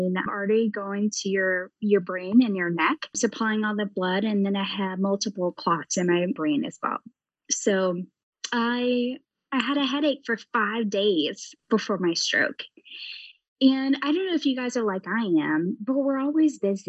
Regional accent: the South, United States; now in Ohio, United States; I grew up in the South

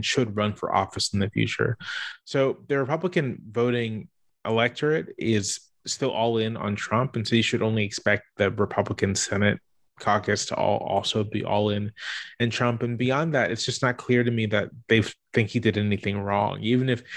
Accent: Virginia Beach, Virginia, United States; I grew up in Virginia Beach

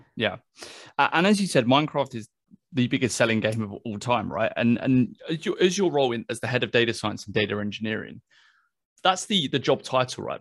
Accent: United Kingdom; I'm British

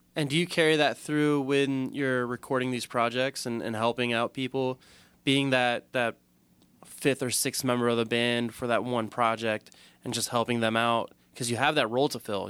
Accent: Southern Maryland, United States; we're both from Southern Maryland

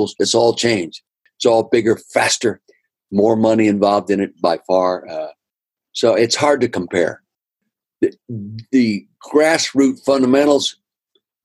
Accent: Calistoga, California, United States; I grew up in the Napa Valley, north end of the Napa Valley, Calistoga.

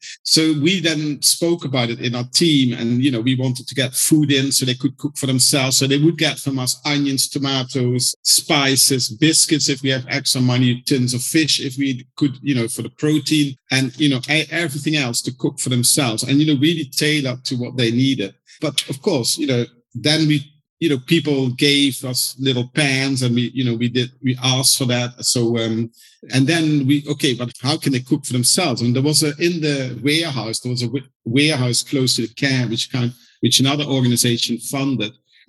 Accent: London, United Kingdom; when you said, oh, from London, they loved it and that's where they want to go to.

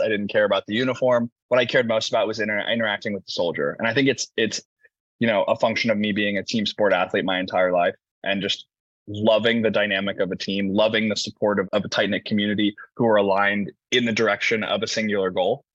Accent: Indiana, United States; moved away as an adult; I'm from the middle of America. I'm from Indiana

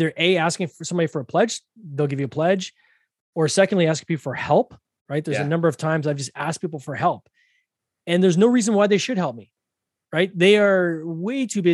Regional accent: Canada; I'm Canadian

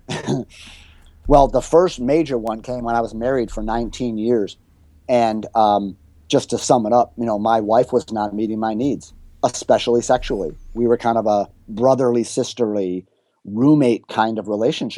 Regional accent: Chicago, Illinois, United States; moved away as an adult; also born or lived in Florida; my hometown of Chicago

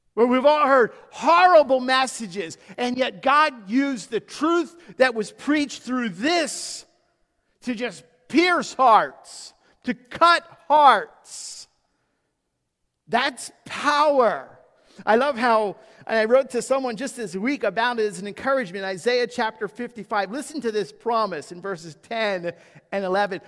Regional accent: United States; you and I have been blessed to be raised in a country that has been founded upon Judeo-Christian principles

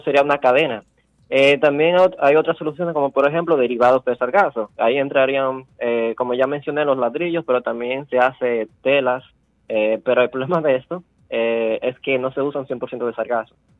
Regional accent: La Vega, Dominican Republic; moved away as an adult; also born or lived in Santo Domingo; Yo soy nativo de La Vega

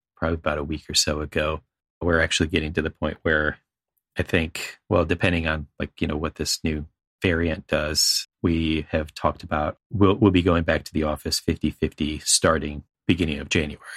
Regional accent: East Coast, United States; growing up on the East Coast and living on the East Coast

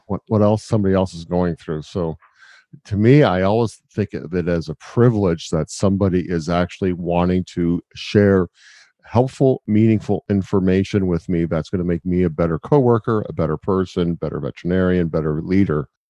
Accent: Canada; as a Canadian

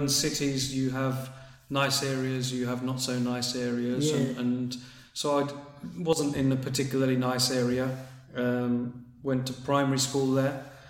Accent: London, United Kingdom; I was born in England, in London, North London.

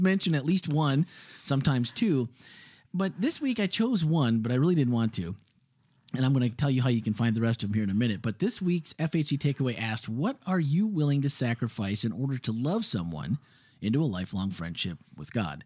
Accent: Midwest, United States; now in Florida, United States; growing up in the Midwest where you have a basement.

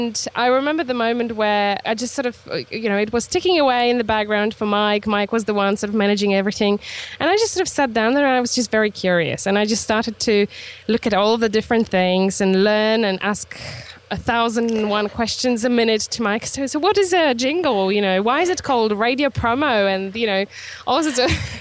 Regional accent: Poland; moved away as an adult; now in Isle of Wight, United Kingdom; I'm originally from Poland, so I am actually, I guess, Polish still, but I'm British too.

